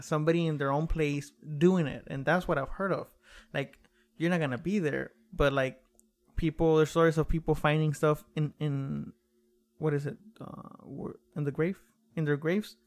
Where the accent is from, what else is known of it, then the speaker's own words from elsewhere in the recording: Mexico; moved away; I was raised in Mexico